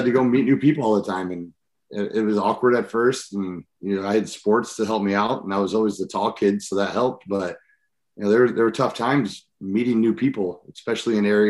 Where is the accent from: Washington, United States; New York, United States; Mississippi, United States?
Washington, United States; Seattle; born there; So I was born in Seattle, Washington, and then was all over the country.